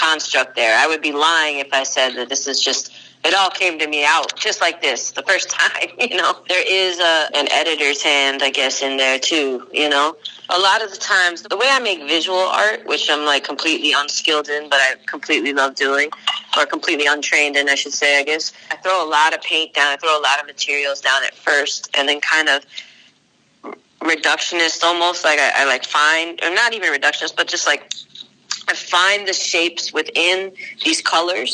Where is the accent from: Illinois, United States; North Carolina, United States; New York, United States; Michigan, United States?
New York, United States; Long Island; moved away; also born or lived in Chicago / Boston; I was born on Long Island